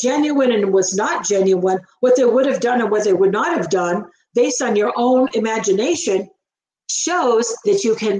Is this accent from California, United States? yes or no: yes; Los Angeles, California, United States; also born or lived in North San Diego County, California; we lived in the San Fernando Valley, which is in the Los Angeles area. The church was, you know, a few miles away. And we went to church every Sunday. That's until I was about 11. And then we moved to North San Diego County